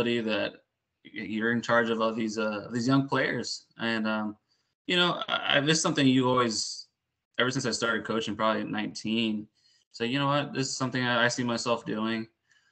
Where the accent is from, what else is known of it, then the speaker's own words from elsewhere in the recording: Puerto Rico; moved away; also born or lived in Houston; But I grew up in Puerto Rico, a little bit in Houston, mostly in Puerto Rico. And just grew up bilingual